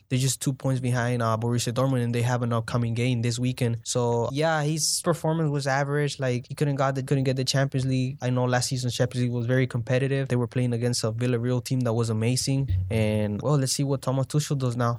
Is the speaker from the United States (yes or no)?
no; El Salvador; I'm from El Salvador